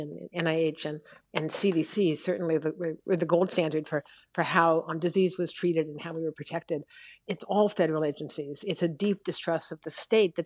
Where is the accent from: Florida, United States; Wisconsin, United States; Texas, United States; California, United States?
California, United States; Los Angeles; now in Chicago, United States; I'm a Californian by birth